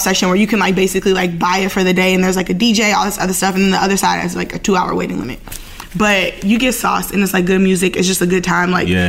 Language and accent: English; Maryland, United States; born or raised there; also born or lived in New Orleans, Louisiana / Atlanta, Georgia